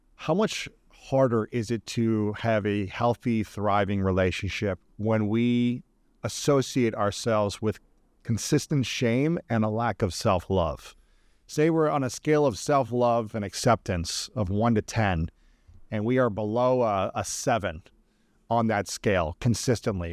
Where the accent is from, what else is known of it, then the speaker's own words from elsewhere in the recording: Ohio, United States; as a male growing up in Ohio